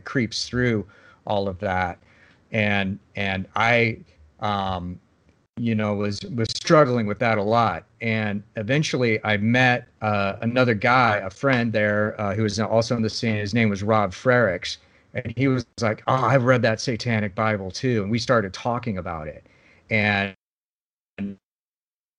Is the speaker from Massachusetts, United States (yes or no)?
no; Lincoln, Nebraska, United States; I grew up in Lincoln, Nebraska, like a cold place in the middle of nowhere